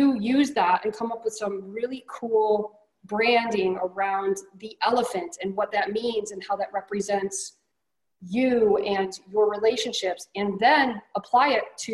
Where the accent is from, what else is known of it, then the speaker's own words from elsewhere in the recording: New York, United States; I'm from New York